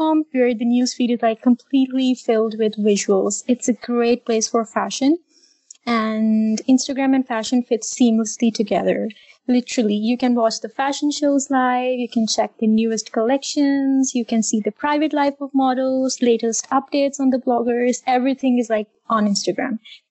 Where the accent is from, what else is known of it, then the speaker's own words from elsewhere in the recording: Islamabad, Islamabad Capital Territory, Pakistan; I am from Islamabad, Pakistan.